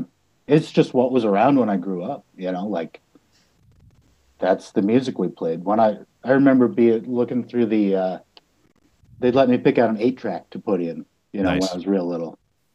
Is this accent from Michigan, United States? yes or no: no; Lincoln, Nebraska, United States; also born or lived in North Platte, Nebraska; I was born in North Platte, Nebraska. And then when I was three, we moved to Lincoln. So I've lived in Lincoln all my life.